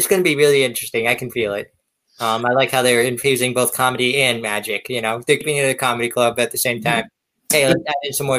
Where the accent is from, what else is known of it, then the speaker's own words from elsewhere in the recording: Erie, Pennsylvania, United States; my hometown here in Erie, Pennsylvania.